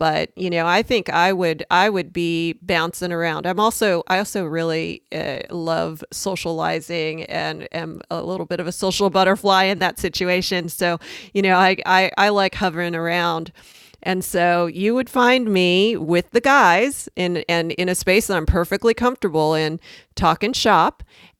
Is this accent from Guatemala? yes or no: no; California, United States; now in Portland, United States; You know, I grew up on the West Coast in Southern California, and traveled all the way to Philly for medical school, then down to Richmond, Virginia for training.